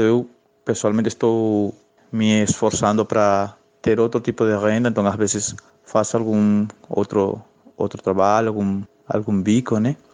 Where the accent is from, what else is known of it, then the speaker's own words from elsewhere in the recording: Peru; Portuguese is a second language; now in Brazil; eu sou peruano, eu sou um imigrante aqui no Brasil